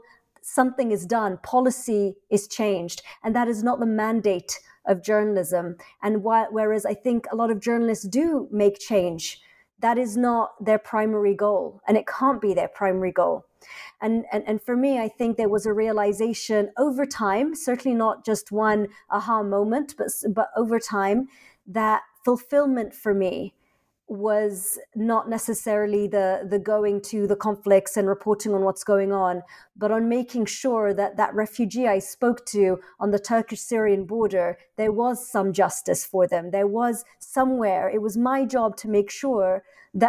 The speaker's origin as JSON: {"language": "English", "region": "London", "country": "United Kingdom", "tie": "born or raised there", "also_born_or_lived": "Egypt", "said": "I was born in London, I grew up in London"}